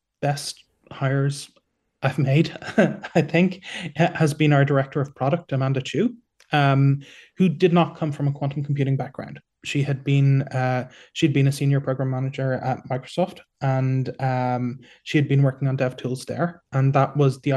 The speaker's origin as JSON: {"language": "English", "country": "Ireland", "moved": "yes", "lives_now": "Singapore", "said": "I'm Irish"}